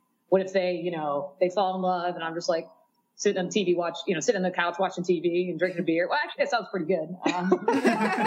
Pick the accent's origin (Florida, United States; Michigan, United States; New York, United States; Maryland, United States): Florida, United States; Miami; moved away; I'm from Miami originally